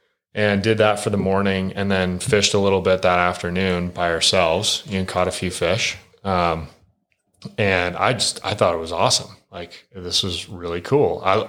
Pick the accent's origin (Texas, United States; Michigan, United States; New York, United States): Michigan, United States; now in Idaho, United States; I grew up in Michigan, right?